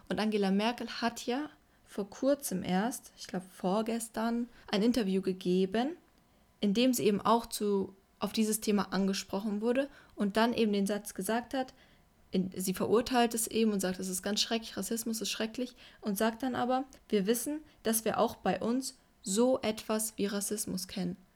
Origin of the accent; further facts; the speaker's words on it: Berlin, Germany; Ja. Klassisch. Ich komme aus Berlin